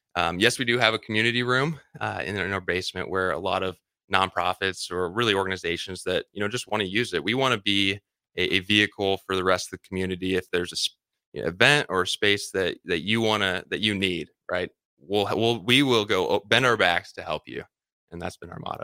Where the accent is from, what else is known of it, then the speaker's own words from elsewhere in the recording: Lincoln, Nebraska, United States; also born or lived in Omaha, Nebraska; I grew up in Lincoln, Nebraska. Like, Lincoln is, is home to me.